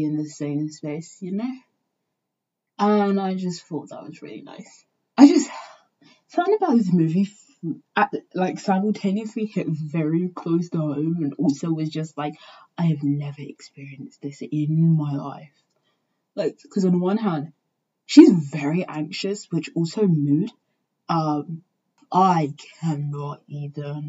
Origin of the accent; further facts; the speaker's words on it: England, United Kingdom; I grew up in England